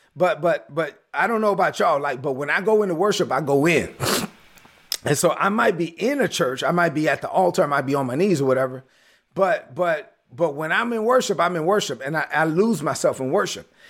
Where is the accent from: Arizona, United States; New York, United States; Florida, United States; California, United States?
New York, United States; New York City; growing up in East New York, Brooklyn